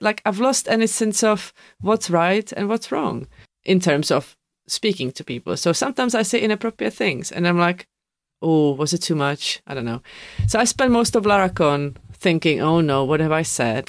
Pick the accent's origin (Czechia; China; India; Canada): Czechia; English is a second language; moved away as an adult; now in United Kingdom; I come from Czech. Now I've been living here